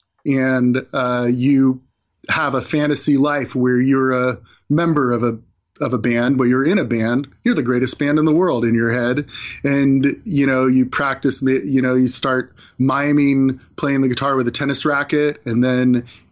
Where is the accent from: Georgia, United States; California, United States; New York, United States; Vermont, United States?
California, United States; I grew up in California.